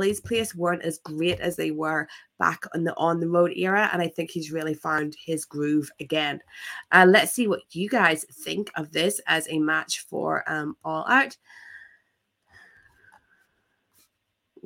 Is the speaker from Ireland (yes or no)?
yes; Ireland; I am but an Irish girl